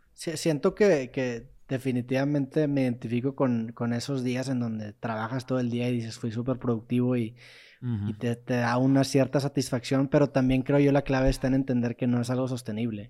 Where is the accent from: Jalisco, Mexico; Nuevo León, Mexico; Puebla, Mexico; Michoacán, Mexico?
Nuevo León, Mexico; Monterrey; yo soy de Monterrey